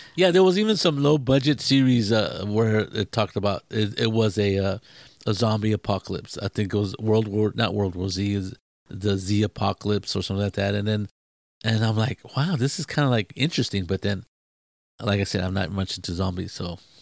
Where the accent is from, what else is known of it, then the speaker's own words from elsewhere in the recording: Mexico; I'm not English. I'm, you know, mainly Mexican